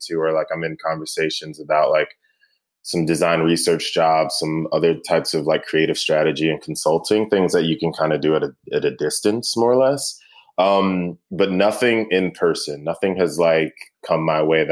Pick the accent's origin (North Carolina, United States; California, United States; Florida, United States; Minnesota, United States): North Carolina, United States; High Point; also born or lived in Munich / Clarksville, Tennessee; High Point, North Carolina is, I consider it my hometown